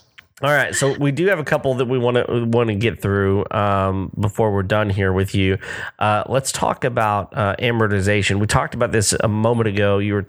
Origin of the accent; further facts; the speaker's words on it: Texas, United States; I'm from the South